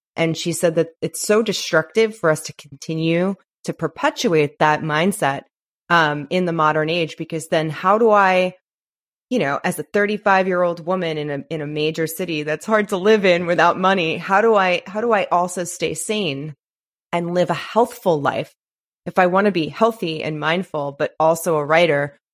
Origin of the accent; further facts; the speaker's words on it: New York, United States; now in Los Angeles, United States; I'm from New York